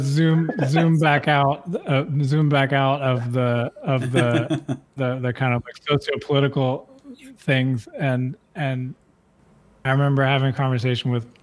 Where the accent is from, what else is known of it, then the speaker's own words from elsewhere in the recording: the South, United States; growing up in the South and growing up in the United States